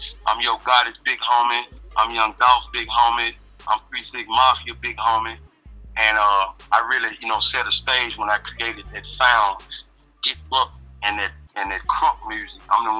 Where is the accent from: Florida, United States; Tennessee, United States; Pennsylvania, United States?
Tennessee, United States; Memphis; now in Los Angeles, United States; Straight born and raised in North Memphis, Hollywood. Now I live in Los Angeles, California.